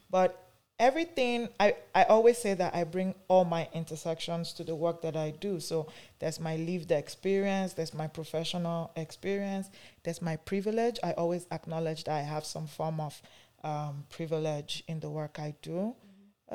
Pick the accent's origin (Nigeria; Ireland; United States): Nigeria; now in Canada; I am from Nigeria, though I live in Canada here.